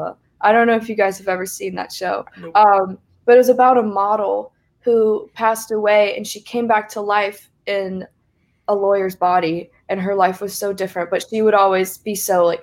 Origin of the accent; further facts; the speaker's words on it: Columbia, South Carolina, United States; I grew up in Columbia, South Carolina